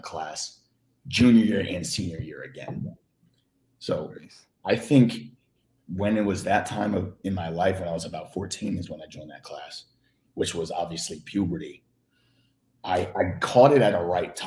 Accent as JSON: {"language": "English", "region": "Florida", "country": "United States", "tie": "born or raised there", "also_born_or_lived": "Philadelphia, Pennsylvania", "moved": "as an adult", "lives_now": "California, United States", "said": "I was born in Philly and I grew up in Florida for about 14, 15 years before I came to Cali, which is where I am now"}